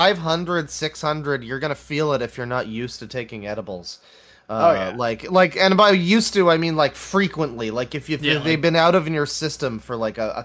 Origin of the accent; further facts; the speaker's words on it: Canada; as a Canadian